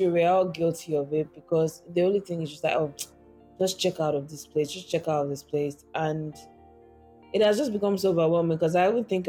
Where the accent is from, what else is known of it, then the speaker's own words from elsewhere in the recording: north, Nigeria; fondly growing up in Nigeria, in the north